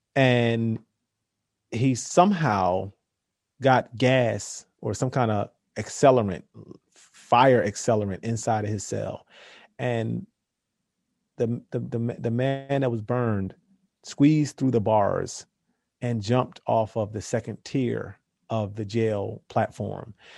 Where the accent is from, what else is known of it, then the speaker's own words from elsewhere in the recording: Philadelphia, Pennsylvania, United States; we're around the same age, two black guys from Philly